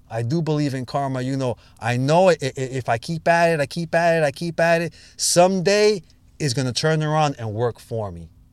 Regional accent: New York City, New York, United States; Born and bred in the Bronx

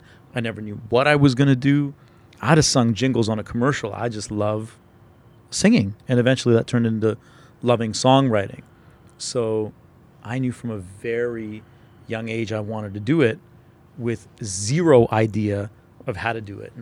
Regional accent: Calgary, Alberta, Canada; also born or lived in Toronto; I grew up in Calgary. I was born in Toronto, but when I was two, we moved to Calgary

